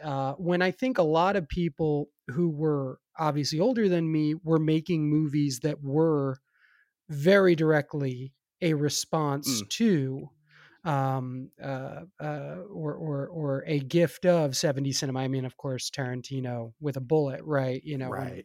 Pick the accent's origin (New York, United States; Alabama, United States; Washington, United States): New York, United States; New York City; now in Los Angeles, United States; I grew up in New York